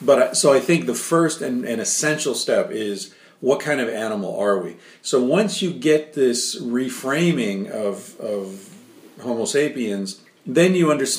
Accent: United States; now in Spain; I'm American

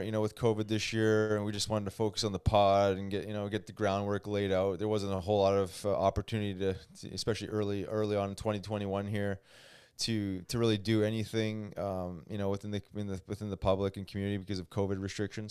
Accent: Canada; as a Canadian

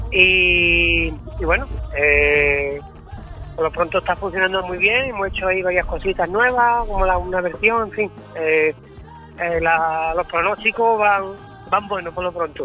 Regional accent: Hinojos, Andalusia, Spain; Somos de Hinojos. un pueblo muy vinculado a, los vacíos puesto que estamos muy cerquita, un pueblo marismeño

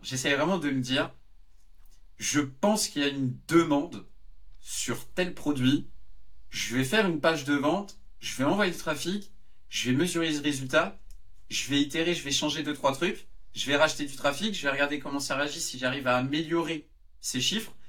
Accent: Yvelines suburbs, Île-de-France, France; je venais de la banlieue des Yvelines

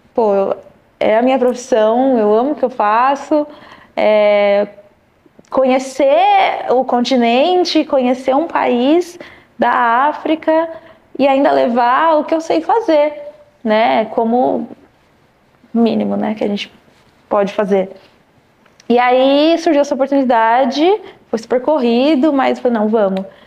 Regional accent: Louveira, São Paulo, Brazil; also born or lived in Vinhedo; now in São Paulo, Brazil; sou do interior de São Paulo, nasci numa cidade chamada Vinhedo, é, cresci em Louveira, são cidades próximas

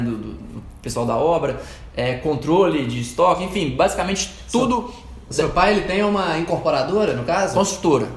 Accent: Divinópolis, Minas Gerais, Brazil; also born or lived in Lagoa da Prata; E eu nasci lá, né? Mas fui, é, basicamente a minha infância toda foi em Divinópolis

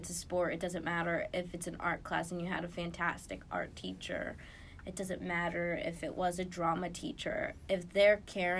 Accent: Lancaster, Pennsylvania, United States; grow my view of what is out there outside of just Lancaster, like my hometown, and to strive to do more.

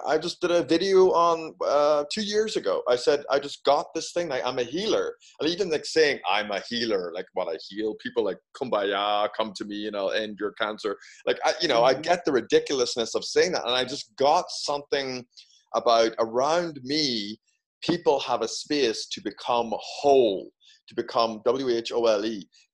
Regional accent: Ireland; moved away as an adult; also born or lived in United Kingdom; now in United States; being Irish

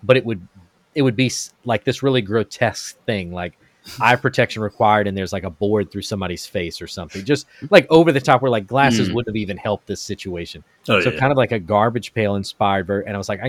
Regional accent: Florida, United States; And in 1992, Hurricane Andrew came through my hometown, and I had a bunk bed.

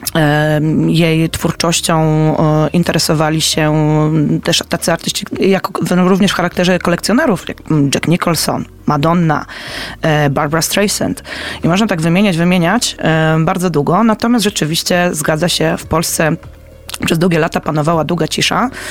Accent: Poznań, Greater Poland, Poland; my jako poznaniacy

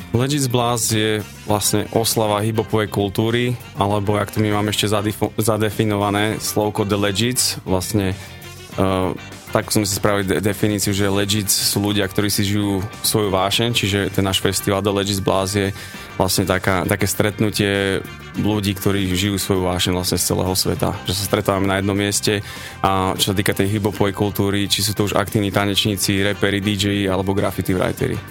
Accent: Banská Bystrica, Banská Bystrica Region, Slovakia; also born or lived in Florida, United States; Banská Bystrica preto, že to je naše rodné mesto

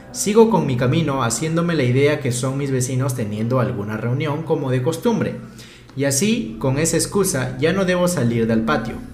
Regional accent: Mexico City, Mexico; Soy un seguidor nuevo, soy de la Ciudad de México y me enteré de su canal

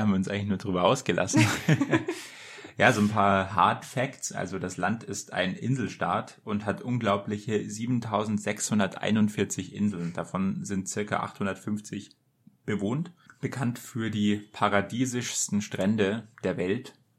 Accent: Germany; als Deutscher

